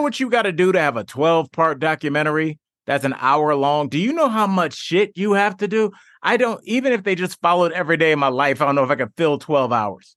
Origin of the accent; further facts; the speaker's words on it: Cleveland, Ohio, United States; that's where I'm from. I'm from Northeast Ohio, from Cleveland